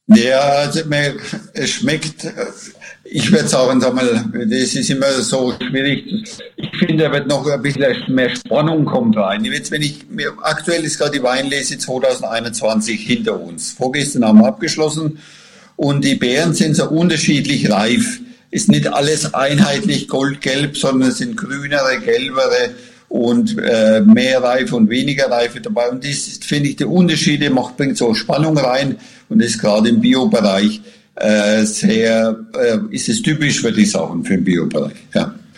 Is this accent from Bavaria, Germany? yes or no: yes; Franconia, Bavaria, Germany; bei uns in Franken